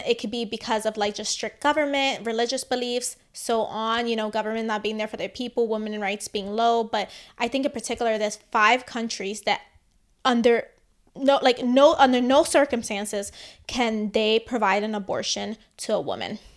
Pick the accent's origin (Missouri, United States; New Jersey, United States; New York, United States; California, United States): New York, United States; New York City; I grew up in the Bronx